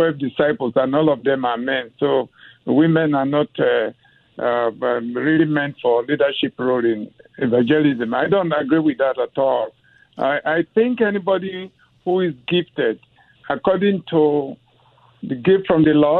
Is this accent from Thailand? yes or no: no; Nigeria; now in Los Angeles, United States; I'm from Nigeria, and I work with many missionaries.